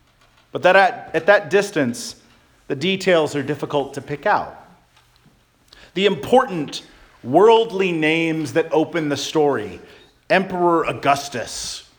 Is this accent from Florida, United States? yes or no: yes; Florida, United States; now in Bremerton, United States; As a child growing up in Florida